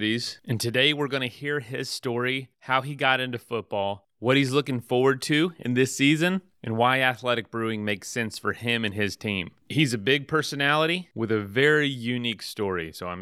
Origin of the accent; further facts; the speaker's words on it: Florida, United States; I'm from Florida